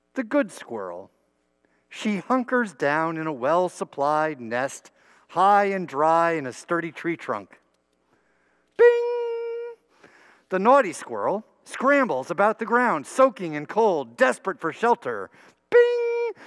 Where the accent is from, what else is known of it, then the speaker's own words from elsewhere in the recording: New Brunswick, New Jersey, United States; my church school education growing up in New Brunswick, New Jersey